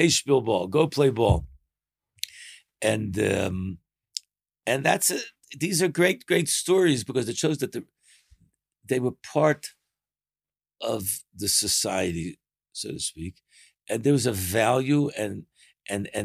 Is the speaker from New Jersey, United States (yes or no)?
no; Baltimore, Maryland, United States; moved away; also born or lived in Israel; I have a friend of mine who we grew up together in Baltimore